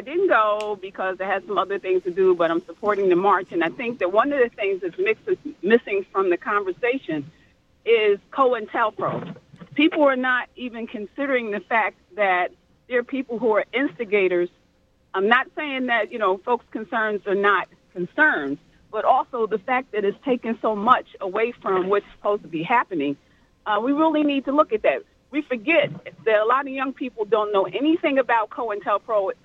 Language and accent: English; North New Jersey, United States; I grew up in North New Jersey